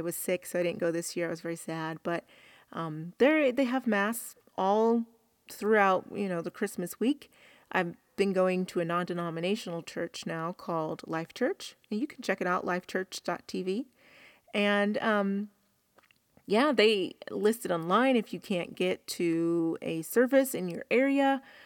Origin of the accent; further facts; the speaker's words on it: the South, United States; I'm from the South